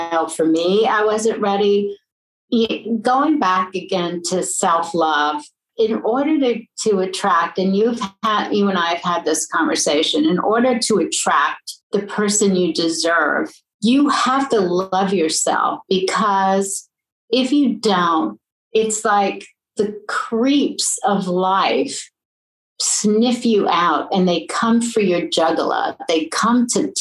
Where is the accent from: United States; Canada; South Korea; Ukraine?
United States; New York City, New York; I loved my childhood in New York, and you know, I was born in New York Hospital